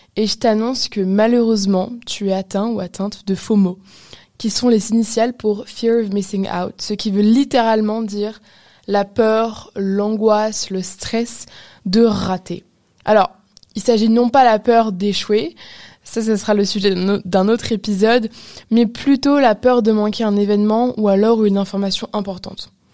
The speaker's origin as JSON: {"language": "French", "country": "Canada", "said": "je suis canadienne"}